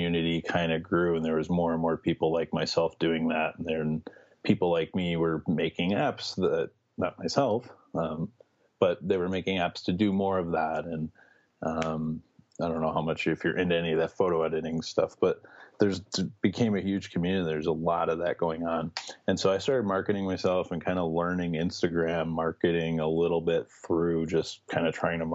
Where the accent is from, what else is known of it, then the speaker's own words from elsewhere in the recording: Chicago, Illinois, United States; also born or lived in Miami; I'm from Chicago. I've kind of been born and raised here. Lived here my whole life